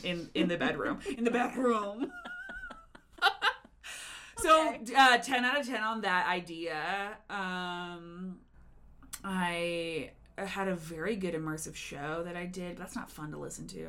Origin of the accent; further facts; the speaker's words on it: Denver, Colorado, United States; also born or lived in Chicago; I also live in Denver right now, but I am from Denver